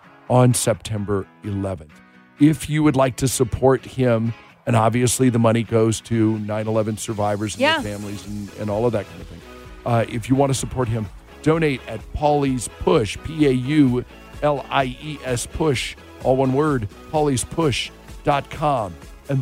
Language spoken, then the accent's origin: English; Washington, United States; now in Las Vegas, United States; my home state of Washington